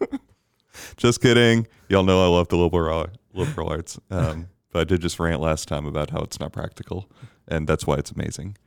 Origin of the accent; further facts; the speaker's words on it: Bermuda; I was very blessed growing up in Bermuda